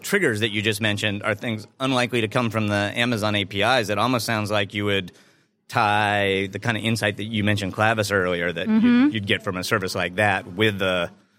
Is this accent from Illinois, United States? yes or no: yes; Chicago, Illinois, United States; Thanks, everyone, for coming to my hometown.